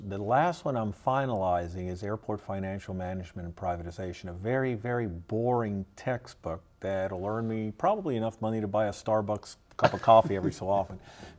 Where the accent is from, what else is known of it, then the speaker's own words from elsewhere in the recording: New York, United States; now in Long Beach, United States; I was born in New York.